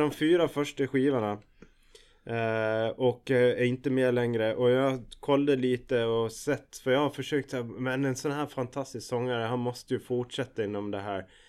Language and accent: Swedish; Gotland, Sweden; jag är ju gotlänning som, som de flesta hör